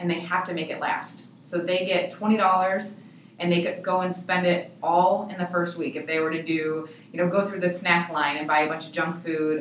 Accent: Michigan, United States; now in Arizona, United States; we're from Michigan originally

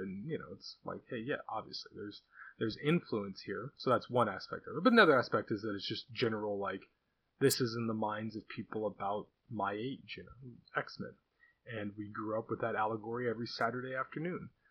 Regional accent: California, United States; I'm Californian

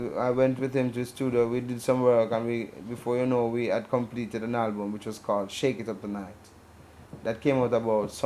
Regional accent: Manchester Parish, Jamaica

